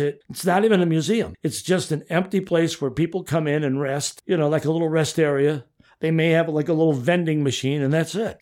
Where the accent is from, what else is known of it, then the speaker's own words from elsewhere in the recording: Chicago, Illinois, United States; moved away as an adult; now in The Villages, United States; I grew up in Chicago, sort of in the shadow of Wrigley Field